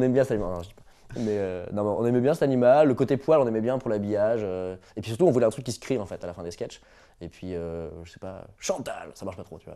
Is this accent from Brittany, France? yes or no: yes; Brittany, France; je suis breton